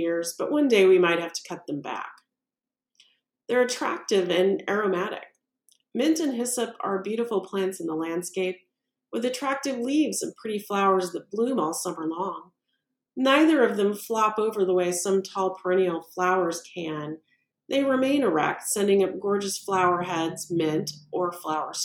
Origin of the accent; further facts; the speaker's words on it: Missouri, United States; my home state of Missouri